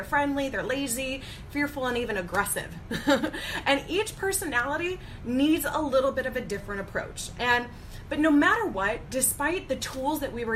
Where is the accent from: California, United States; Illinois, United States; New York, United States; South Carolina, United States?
Illinois, United States; Chicago; I am from the Chicago area